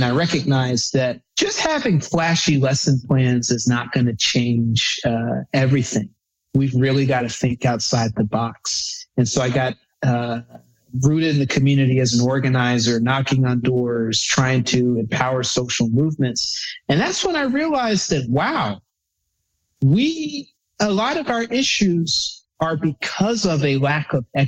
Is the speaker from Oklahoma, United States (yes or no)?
no; Birmingham, Alabama, United States; moved away; also born or lived in Northwest Indiana / Eastern U.S.; Moved to a different state or city almost every 2 years until I got almost to middle school. And then I grew up in Birmingham, Alabama.